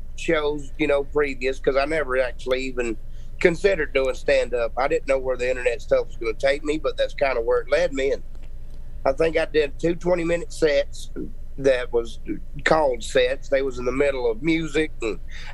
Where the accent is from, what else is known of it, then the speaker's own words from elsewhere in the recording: Louisiana, United States; moved away as an adult; now in Texas, United States; Growing up in Louisiana, now I've lived in Texas for 11 years